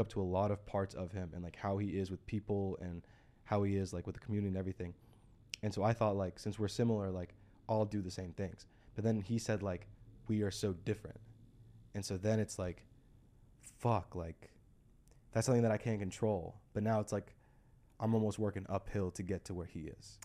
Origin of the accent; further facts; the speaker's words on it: United States; we grew up in the States